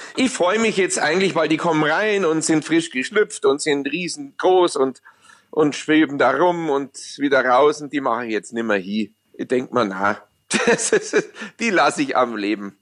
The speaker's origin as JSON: {"language": "German", "town": "Munich", "region": "Bavaria", "country": "Germany", "accent": "Bavarian", "said": "fühle ich mich ja wirklich als Bayer und auch als Münchner"}